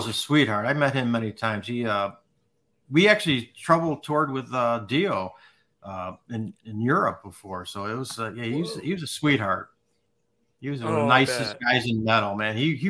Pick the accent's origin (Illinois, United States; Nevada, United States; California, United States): Illinois, United States; Chicago; I grew up in Wrigleyville.